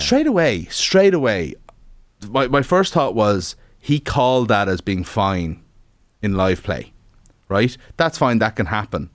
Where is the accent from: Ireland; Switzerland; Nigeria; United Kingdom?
Ireland; being an Irish sports fan all your life